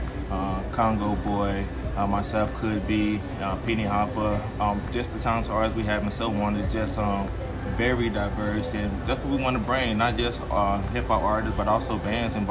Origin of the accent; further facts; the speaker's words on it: St. Louis, Missouri, United States; also born or lived in Houston, Texas; I'm originally from St. Louis